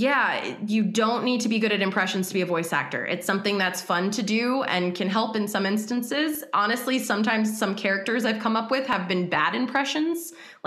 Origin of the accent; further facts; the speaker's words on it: United States; I'm American